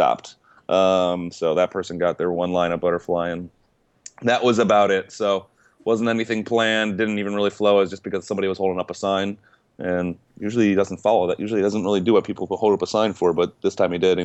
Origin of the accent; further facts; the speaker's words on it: Cleveland, Ohio, United States; Cleveland, my hometown where I grew up